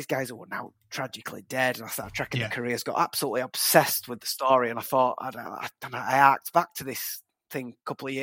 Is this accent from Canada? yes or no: no; Huddersfield, Yorkshire and the Humber, United Kingdom; I'm from Huddersfield. I live in Huddersfield now